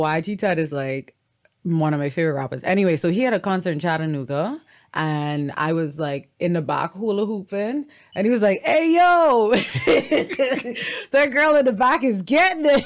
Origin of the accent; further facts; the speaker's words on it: Bahamas; Ain't nothing like my sweet Bahama land